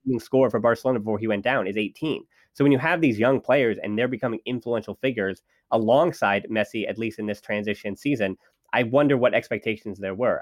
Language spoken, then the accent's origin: English; United States; I'm an American